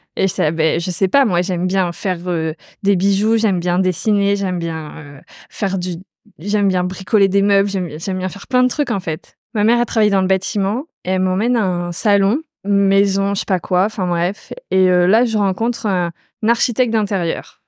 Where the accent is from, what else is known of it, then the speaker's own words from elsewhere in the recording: Normandy, France; je viens de Normandie, dans un petit village euh, autour de ma maison, il n'y a que des champs